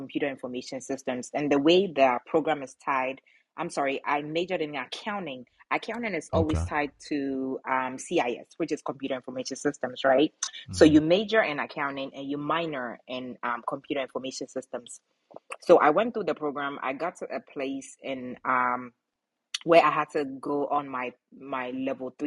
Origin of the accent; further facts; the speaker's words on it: Ghana; moved away; where I'm from, I was born in Ghana, West Africa, proud one. And, you know, so that's where I'm from.